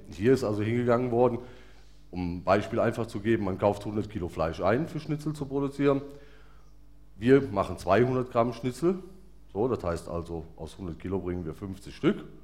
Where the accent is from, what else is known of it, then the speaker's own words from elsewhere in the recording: Bonn, North Rhine-Westphalia, Germany; now in Vogtland, Germany; ich bin waschechter Bonner oder Rheinländer